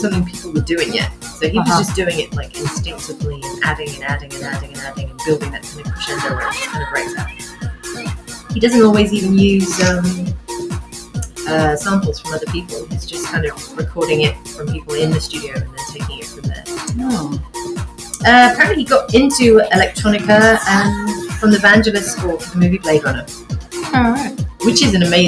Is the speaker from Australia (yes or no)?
no; United Kingdom; as a British person